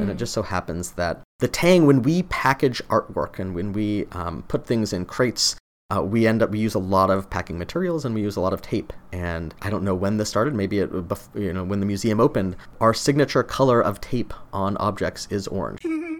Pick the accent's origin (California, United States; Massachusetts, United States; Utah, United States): Utah, United States; I've loved orange since I was a kid. I grew up in Utah